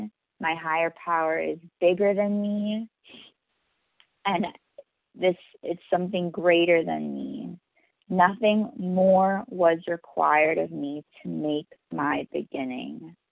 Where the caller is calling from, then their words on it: New York City, New York, United States; I'm calling from New York City.